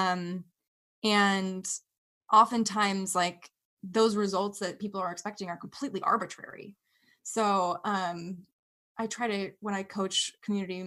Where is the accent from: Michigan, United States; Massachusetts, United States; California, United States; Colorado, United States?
California, United States; Bay Area; also born or lived in Washington; now in Wisconsin, United States; I grew up in the Bay Area, California